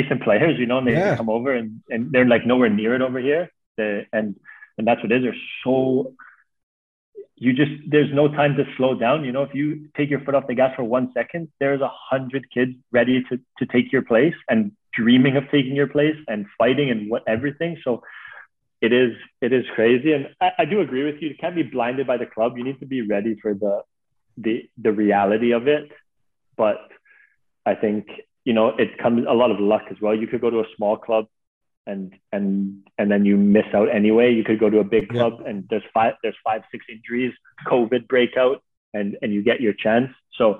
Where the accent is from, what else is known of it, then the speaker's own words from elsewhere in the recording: Canada; listen, I came over from Canada with this like naive mentality of how like that's such a pure game.